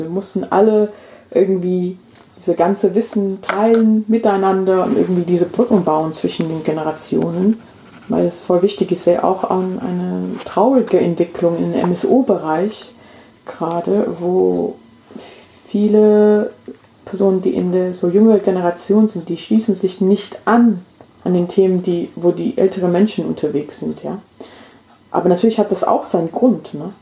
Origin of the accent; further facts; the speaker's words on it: England, United Kingdom; German is a second language; moved away as an adult; now in Hessen, Germany; also ich bin in England aufgewachsen